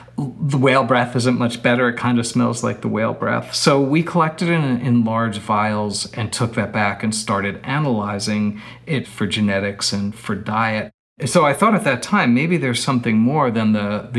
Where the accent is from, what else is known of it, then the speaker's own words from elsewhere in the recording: New York City, New York, United States; moved away; I grew up in New York City.